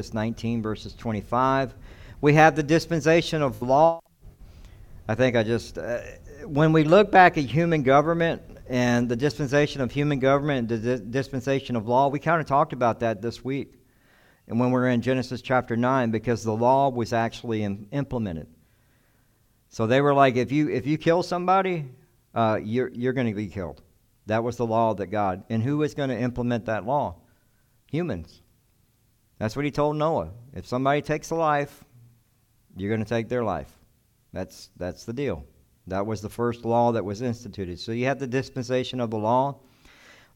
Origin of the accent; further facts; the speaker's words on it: the South, United States; I come from the South.